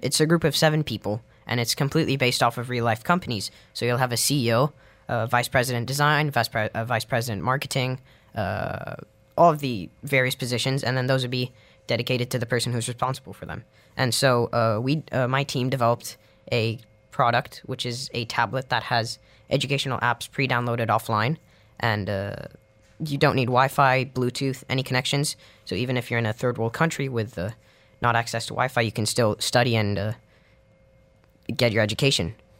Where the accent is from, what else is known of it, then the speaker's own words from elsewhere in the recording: Dubai, United Arab Emirates; growing up in Dubai, there isn't a, a very strong language community.